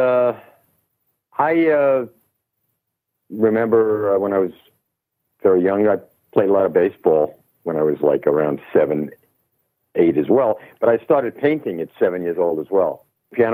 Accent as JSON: {"language": "English", "town": "New York City", "region": "New York", "country": "United States", "tie": "born or raised there", "also_born_or_lived": "London / Los Angeles", "moved": "as an adult", "said": "I'm born and raised in Manhattan. Actually, Brooklyn for a very short time, Brooklyn, New York"}